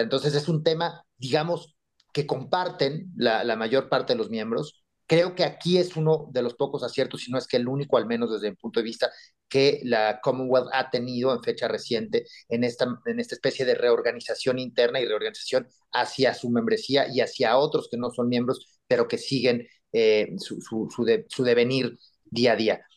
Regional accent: Mexico; nosotros como mexicanos

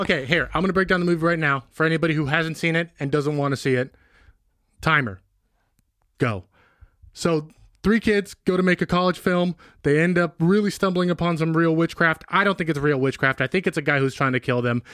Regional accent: Benicia, California, United States; growing up in Benicia

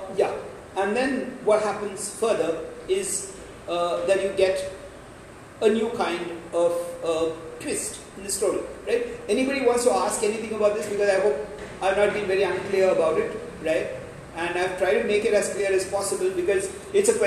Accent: India

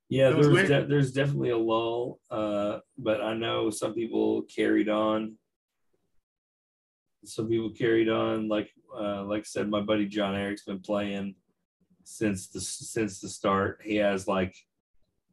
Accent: Odessa, Texas, United States; Shout out to Odessa, Texas. That's my hometown

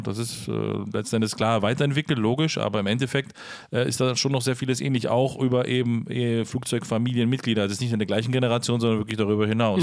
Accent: Herten, Germany; da, wo ich aufgewachsen bin, zur Schule gegangen bin, letzten Endes äh, zwar nicht gebürtig herkomme, spielt aber keine Rolle, ist der kleine Flugplatz Herten

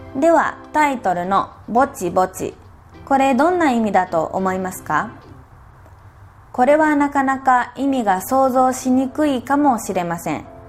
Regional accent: Kyoto, Japan; accent: Kansai dialect; moved away as an adult; also born or lived in Osaka / Nara; now in Argentina; 出身は京都です京都で生まれて小学生になった時大阪に引っ越して中学生になる前にまた京都に戻ってその後高校生からは奈良で10年

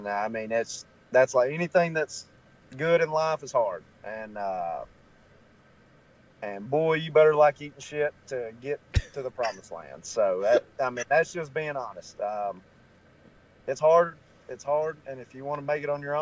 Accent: Alabama, United States; I'm from Alabama, so we don't have a team and everybody's an Atlanta Braves fan

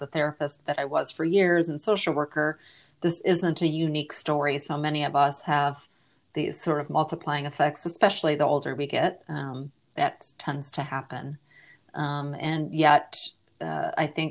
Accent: Michigan, United States; also born or lived in Australia; now in Austin, United States; I'm originally from Michigan and have lived around the globe, including a short stint in Australia.

